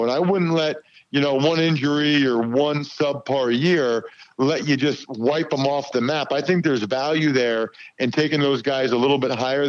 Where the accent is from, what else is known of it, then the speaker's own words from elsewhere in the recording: Pennsylvania, United States; Yeah, man, I grew up outside of Philly, so to do the Eagles preseason games on TV will be very cool.